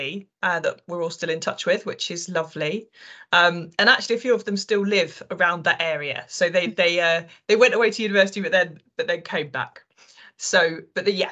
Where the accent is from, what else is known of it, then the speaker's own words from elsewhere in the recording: Rutland, East Midlands, United Kingdom; now in Leigh-on-Sea, United Kingdom; I grew up in the East Midlands, in a really tiny place called Rutland